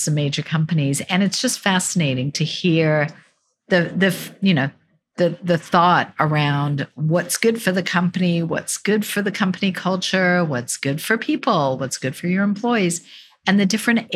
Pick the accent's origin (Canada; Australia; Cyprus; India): Australia; now in United States; I'm from Australia